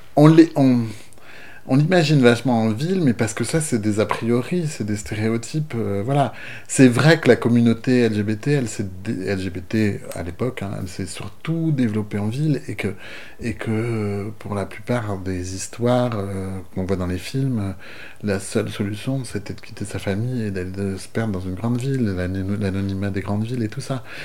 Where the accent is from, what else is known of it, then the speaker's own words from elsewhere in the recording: Brest, Brittany, France; j'ai grandi à Brest, dans une famille euh, que je crois assez euh, ouverte finalement